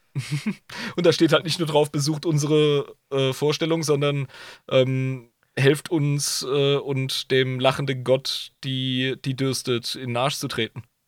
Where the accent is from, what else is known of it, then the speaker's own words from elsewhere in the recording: Ludwigshafen, Rhineland-Palatinate, Germany; keine reiche Schule, Ludwigshafen halt